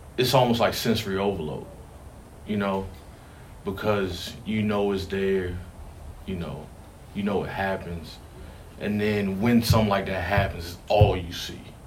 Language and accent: English; Richmond, Virginia, United States; also born or lived in Hanover County, Virginia; my first like home memories are uh, the West End, like Rosewood Avenue, right behind City Stadium